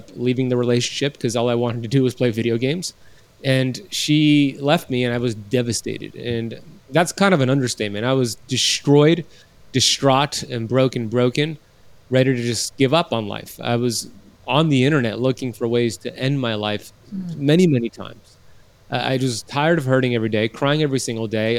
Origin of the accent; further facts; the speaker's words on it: United States; my parents were born in Iran. I was born here in America